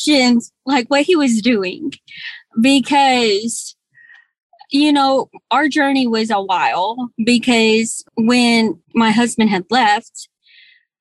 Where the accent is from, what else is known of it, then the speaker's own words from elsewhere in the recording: Arkansas, United States; moved away as an adult; also born or lived in Texas; I'm originally from Arkansas. And when we got married, I moved to Texas